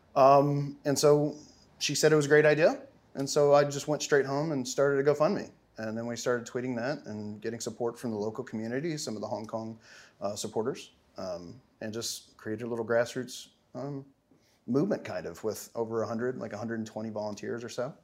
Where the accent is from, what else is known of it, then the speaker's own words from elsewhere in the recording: Arkansas, United States; moved away as an adult; now in San Francisco area, United States; I'm originally from Arkansas